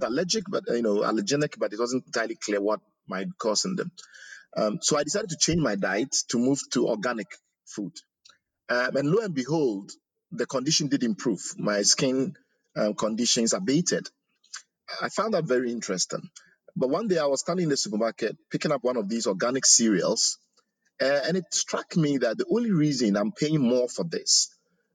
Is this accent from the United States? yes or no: no; Ghana; moved away; I was growing up in Ghana